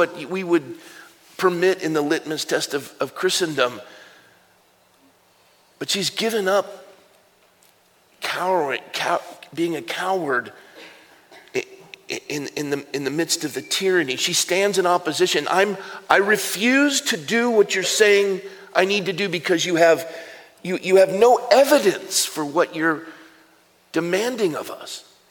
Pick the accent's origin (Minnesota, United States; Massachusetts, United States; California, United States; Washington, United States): California, United States; Coronado; It was my hometown where I grew up